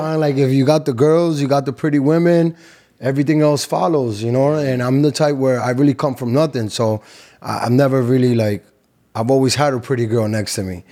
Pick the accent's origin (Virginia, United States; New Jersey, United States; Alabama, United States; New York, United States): New York, United States; New York City; moved away as an adult; also born or lived in Cali, Colombia (family); now in Miami, United States; From Queens, New York. Flush in Queens, New York. My family is from Cali, Colombia